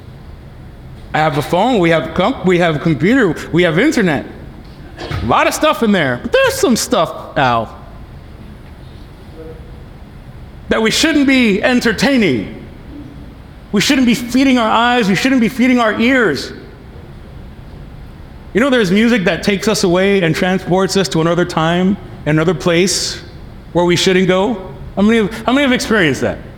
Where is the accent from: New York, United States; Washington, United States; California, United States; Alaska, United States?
New York, United States; New York City; moved away as an adult; I come from New York City.